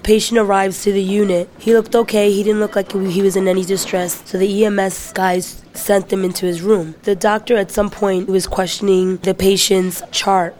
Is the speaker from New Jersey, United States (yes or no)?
no; New York City, New York, United States; I'm 42 years old. I grew up in the Bronx